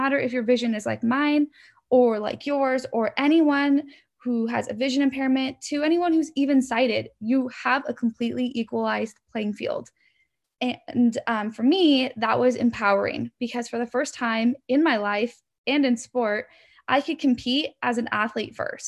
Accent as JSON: {"language": "English", "region": "Oregon", "country": "United States", "tie": "born or raised there", "said": "I grew up in Oregon, and I am the middle of two brothers."}